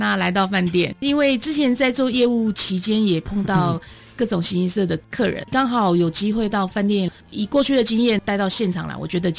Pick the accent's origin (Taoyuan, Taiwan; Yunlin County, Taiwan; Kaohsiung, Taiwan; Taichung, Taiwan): Taoyuan, Taiwan; now in Hualien, Taiwan; 因为我本身不是花莲人，我是桃园人。